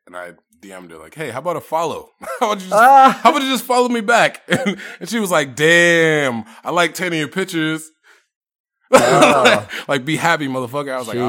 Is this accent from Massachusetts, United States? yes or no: yes; Cambridge, Massachusetts, United States; I'm from Cambridge.